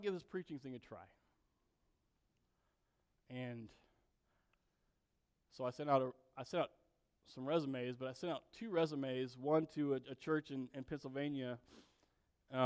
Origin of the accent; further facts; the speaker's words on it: South Korea; I was born in South Korea in the 70s